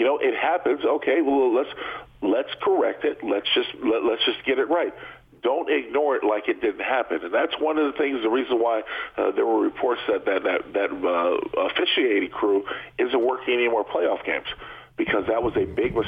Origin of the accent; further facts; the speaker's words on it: San Diego, California, United States; I would say San Diego every time, because growing up in San Diego, I was always used to them being the Chargers, San Diego Chargers.